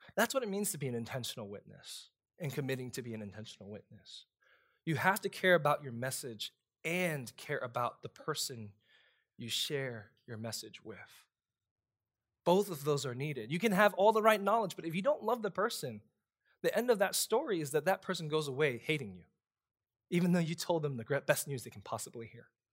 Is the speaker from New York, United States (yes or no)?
yes; New York City, New York, United States; moved away as an adult; also born or lived in Texas; now in Louisiana, United States; I'm a kid from Brooklyn